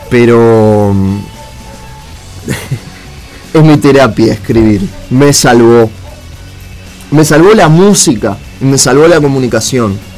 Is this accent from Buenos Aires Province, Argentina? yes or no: yes; Morón, Buenos Aires Province, Argentina; nací en la ciudad de Buenos Aires, en el hospital de Luján, a las 3.53 de la mañana, por eso soy de Morón, em, de 1990, nació este pedazo de ser, eh